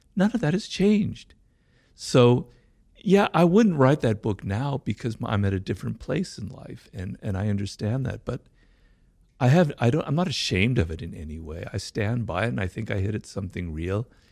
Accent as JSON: {"language": "English", "town": "Los Angeles", "region": "California", "country": "United States", "tie": "born or raised there", "said": "I grew up here in Los Angeles, not far from where we are, in, in a neighborhood called Baldwin Hills"}